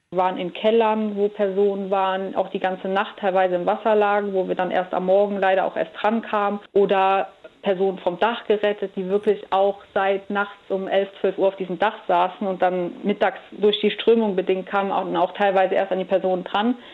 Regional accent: Andernach, Rhineland-Palatinate, Germany; ich bin jetzt in Andernach am Rhein aufgewachsen

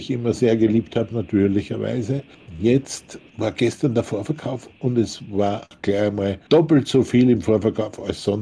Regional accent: Austria; wir waren in Österreich, ich bin ja Österreicher

